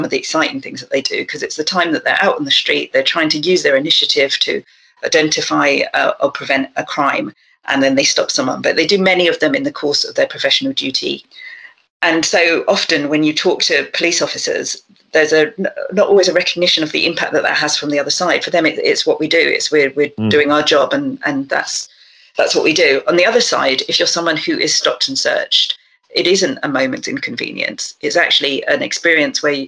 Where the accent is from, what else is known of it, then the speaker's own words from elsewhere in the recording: London, United Kingdom; I grew up in South London, so with somewhere with a very long tradition of concerns around disproportionate policing